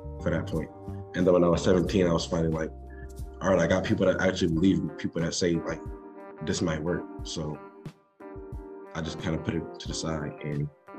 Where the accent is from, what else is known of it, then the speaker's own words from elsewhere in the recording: New Jersey, United States; I'm a rapper from New Jersey, South Jersey specifically.